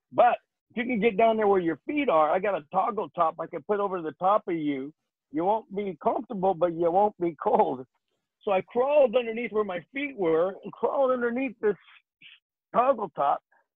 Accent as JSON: {"language": "English", "town": "Phoenix", "region": "Arizona", "country": "United States", "tie": "born or raised there", "said": "Phoenix, Arizona, my hometown"}